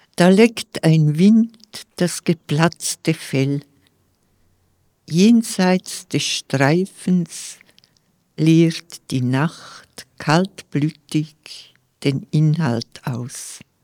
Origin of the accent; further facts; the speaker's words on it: Scuol, Graubünden, Switzerland; first language Romansh (Vallader); German is a second language; in meiner Kindheit und in meiner Jugend in Schkuhl